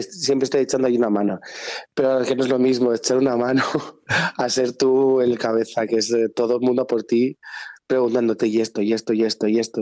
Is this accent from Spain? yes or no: yes; San Cristóbal de Entreviñas, Castile and León, Spain; also born or lived in Zamora; nací en San de entre mm. pero luego a los 15 y 16 me fui a Zamora mm. a bachillerato de artes